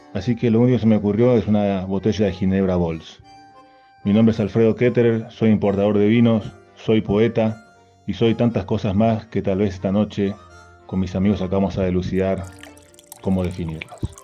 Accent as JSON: {"language": "Spanish", "country": "Argentina", "moved": "as an adult", "lives_now": "Norway", "said": "Como buen argentino que se precie"}